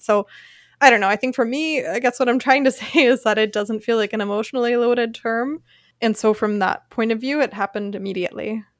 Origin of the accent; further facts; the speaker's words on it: a little town outside of Philadelphia, Pennsylvania, United States; moved away as an adult; now in Freiburg, Germany; A little town outside of Philadelphia.